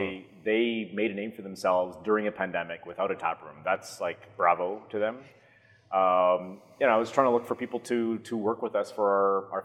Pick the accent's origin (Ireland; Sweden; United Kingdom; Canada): Canada; Montreal, Quebec; I'm from Montreal. I have a brewery